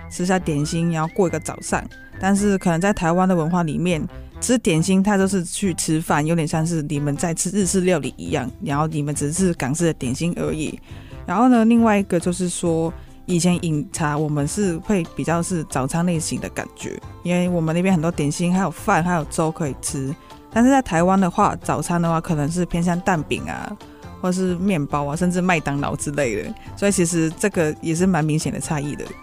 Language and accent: Chinese; Hong Kong; now in Hsinchu, Taiwan; 我是来自香港的